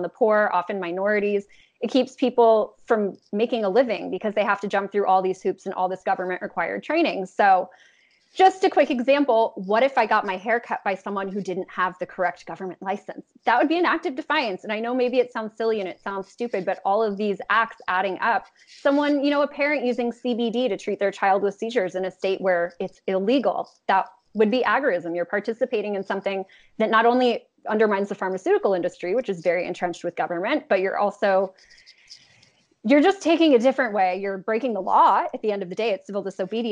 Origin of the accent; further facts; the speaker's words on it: Los Angeles, California, United States; I'm from Los Angeles. I was raised just to believe that blue was good and red was bad